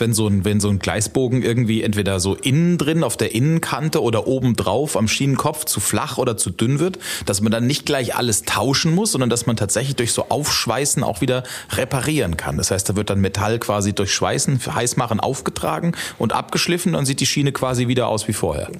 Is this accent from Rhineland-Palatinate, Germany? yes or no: yes; Ludwigshafen, Rhineland-Palatinate, Germany; Ich bin in Rheingönheim aufgewachsen